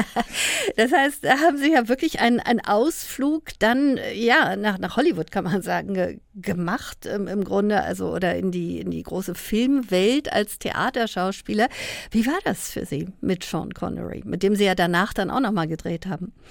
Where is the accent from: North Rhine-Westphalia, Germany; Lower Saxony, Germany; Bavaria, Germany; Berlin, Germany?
Berlin, Germany; als Berlinerin